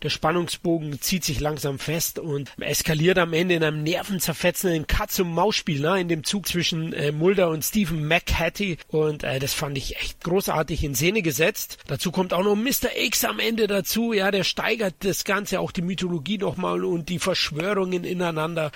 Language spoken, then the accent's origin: German; Bavaria, Germany; als Bayer